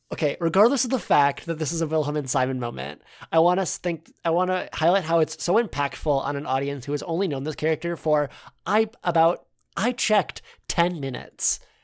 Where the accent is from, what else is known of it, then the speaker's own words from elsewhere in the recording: United States; accent: American; if you couldn't tell from our accents, we are American